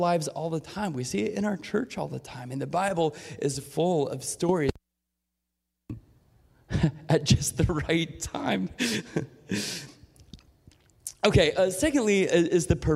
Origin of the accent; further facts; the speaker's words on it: Portland, United States; I grew up in Portland